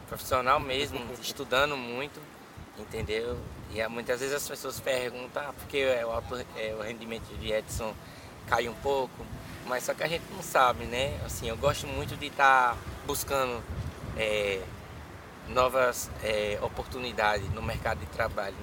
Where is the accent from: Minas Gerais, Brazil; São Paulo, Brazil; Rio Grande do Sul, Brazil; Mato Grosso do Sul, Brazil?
São Paulo, Brazil; now in Juazeiro, Brazil; Eu sou de Juazeiro. Só que eu fui morar em São Paulo assim que meu pai faleceu. E aí eu fui aos 4 anos de idade para lá e aí voltei para cá com uns 17